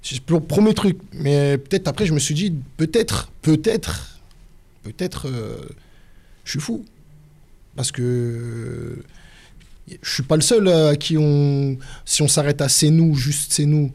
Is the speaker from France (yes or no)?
yes; Lyon, Auvergne-Rhône-Alpes, France; à Lyon, nous on parle en poucave